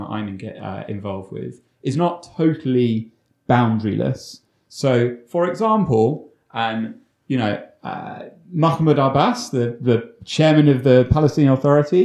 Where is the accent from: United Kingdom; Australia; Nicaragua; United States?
United Kingdom; London; I grew up in London, but the one in the UK